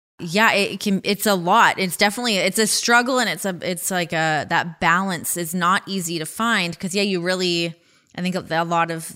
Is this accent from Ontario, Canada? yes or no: yes; Ajax, Ontario, Canada; moved away as an adult; now in United States; I grew up in Ajax